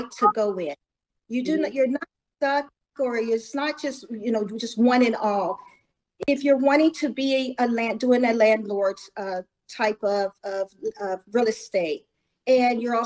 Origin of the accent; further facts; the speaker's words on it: Columbia, Missouri, United States; I was, probably 12, 14 years old, growing up in Columbia, Missouri